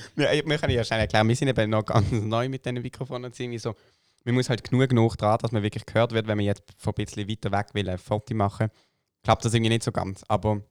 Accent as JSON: {"language": "German", "country": "Switzerland", "said": "bei uns in der Schweiz"}